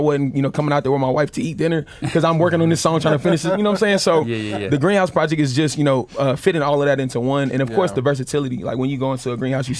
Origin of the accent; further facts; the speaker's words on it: North Carolina, United States; I'm from North Carolina